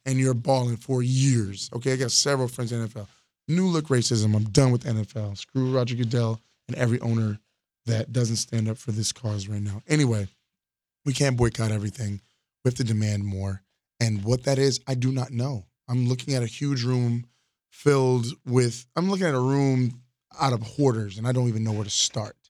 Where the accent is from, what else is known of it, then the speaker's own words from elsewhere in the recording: Florida, United States; from Florida